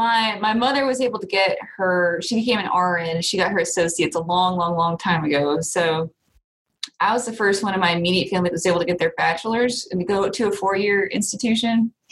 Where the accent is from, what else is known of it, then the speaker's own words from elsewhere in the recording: Piedmont, Alabama, United States; I'm not really from Calhoun County. Just some quick background on me. You know, I graduated from Piedmont in 2010